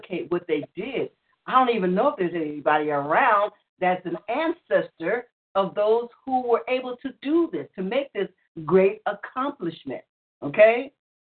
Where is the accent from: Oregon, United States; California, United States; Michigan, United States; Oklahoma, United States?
Oklahoma, United States; Muskogee; also born or lived in Tulsa, Oklahoma; as my grandmama used to stay in Muskogee